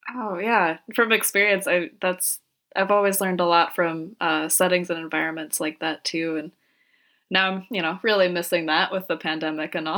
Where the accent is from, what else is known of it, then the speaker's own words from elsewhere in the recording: Minnesota, United States; being a Minnesotan, that just, you know, warms my little Midwestern heart